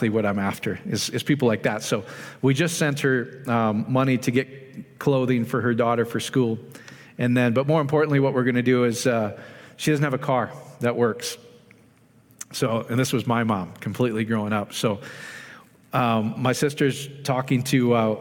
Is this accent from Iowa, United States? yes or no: yes; Iowa, United States; my little hometown in Iowa